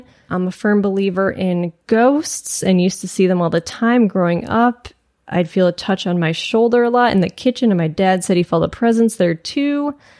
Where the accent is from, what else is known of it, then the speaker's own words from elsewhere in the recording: Alberta, Canada; an area in East Central Alberta, Canada, that is quite rural and usually very quiet and boring. My hometown is a tiny village, and I grew up on a farm outside of it.